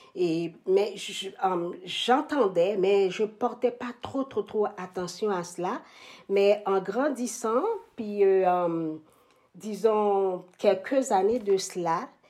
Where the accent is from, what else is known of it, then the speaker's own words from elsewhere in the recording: Haiti; moved away as an adult; also born or lived in Montreal, Canada / Toronto, Canada; now in Ottawa, Canada; je suis originaire d'Haïti. je, suis arrivée à Montréal en 1994